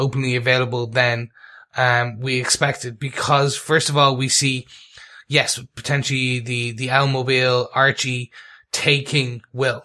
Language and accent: English; Ireland; being Irish